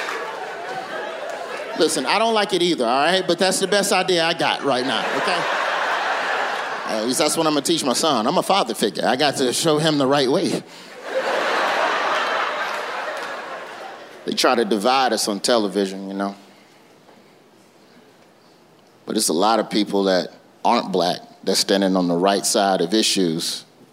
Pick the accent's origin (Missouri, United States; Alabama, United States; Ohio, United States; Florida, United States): Alabama, United States; Birmingham; I'm from Birmingham